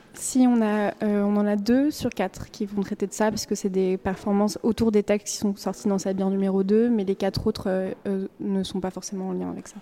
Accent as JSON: {"language": "French", "region": "western France", "country": "France", "tie": "born or raised there", "moved": "yes", "lives_now": "Brussels, Belgium", "said": "j'ai grandi dans l'ouest de la France"}